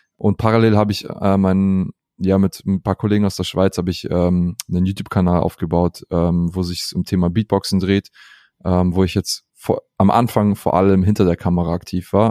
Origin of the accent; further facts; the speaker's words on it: Southern Germany, Germany; Ich bin aber in, äh, im Süden geboren, äh, in Süddeutschland.